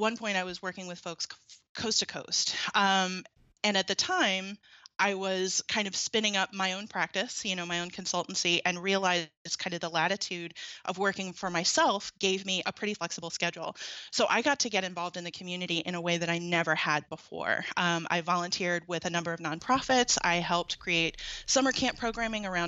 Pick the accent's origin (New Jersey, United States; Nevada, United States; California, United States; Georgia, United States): Georgia, United States; Atlanta; moved away as an adult; now in Ann Arbor, United States; I grew up in Atlanta, in suburban Atlanta